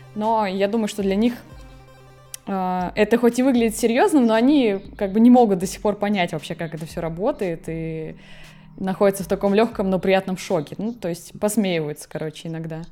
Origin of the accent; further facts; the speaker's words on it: Murmansk, Murmansk Oblast, Russia; moved away as an adult; also born or lived in Saint Petersburg; now in Moscow, Russia; Вообще я из Мурманска, из Мурманской области.